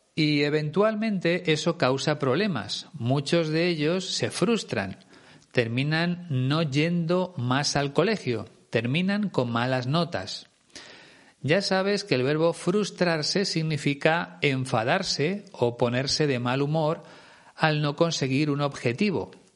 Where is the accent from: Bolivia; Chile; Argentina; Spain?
Spain